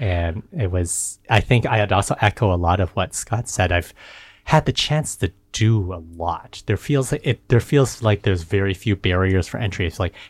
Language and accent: English; Edmonton, Alberta, Canada; moved away as an adult; also born or lived in Montreal / Indiana / Oxford, Ohio; Edmonton, Alberta.